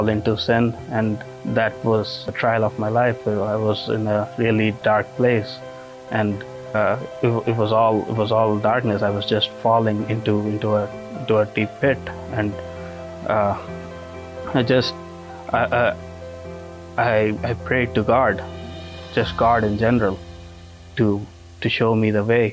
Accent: India; now in Hammond, United States; I was raised a Hindu in India

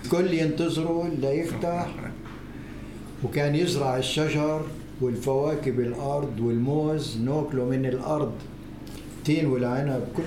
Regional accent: Acre, Palestine; بالنسبة أنا ابن عكا كان كم عائلة من اليهود لأن عكا

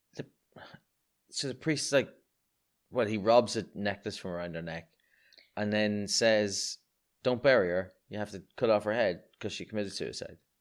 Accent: Ireland; as an Irishman

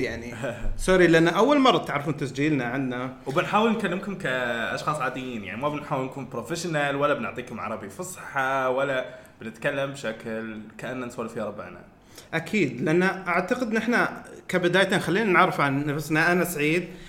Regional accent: Al Ain, Abu Dhabi, United Arab Emirates; عندنا المول في في العين

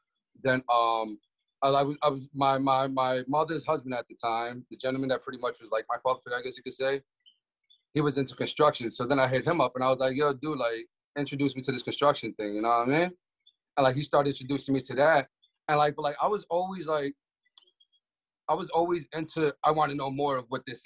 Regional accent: New York City, New York, United States; moved away; I'm from Brooklyn, New York originally.

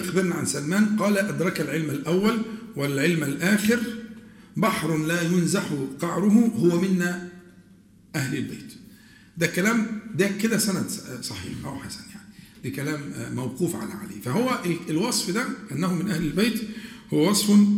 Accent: Egypt; accent: Egyptian colloquial Arabic; عندنا احنا في العامية المصرية

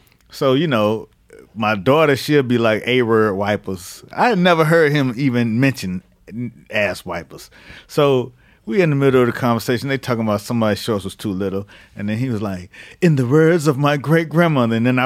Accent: Miami, Florida, United States; also born or lived in Georgia / Cleveland; I'm from Miami

